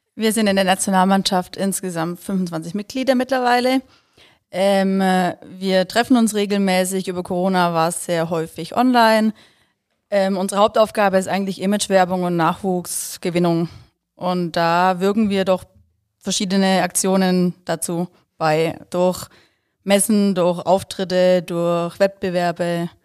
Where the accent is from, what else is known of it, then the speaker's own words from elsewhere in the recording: Ilshofen, Baden-Württemberg, Germany; Ich komme aus Schwäbisch Hall, Ilzhofene